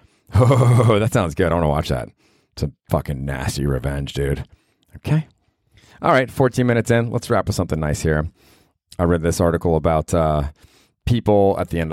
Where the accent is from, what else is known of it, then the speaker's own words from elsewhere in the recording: Cleveland, Ohio, United States; now in New York, United States; I'm from Cleveland, Ohio originally